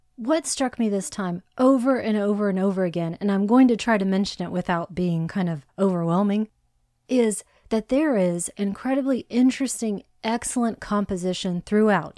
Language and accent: English; Hawaii, United States; I was born in Hawaii